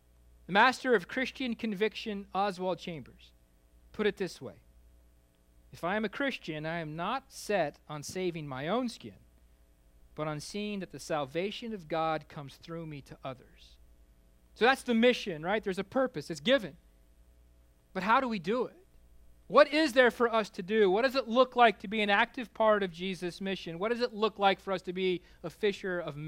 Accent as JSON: {"language": "English", "region": "Kansas", "country": "United States", "tie": "born or raised there", "said": "I grew up in Kansas"}